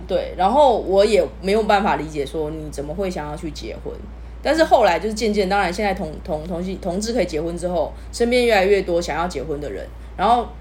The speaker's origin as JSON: {"language": "Chinese", "region": "southern Taiwan", "country": "Taiwan", "tie": "born or raised there", "said": "我在南部啦，我小时候对。在南部，然后我家里也是比较劳工阶级的"}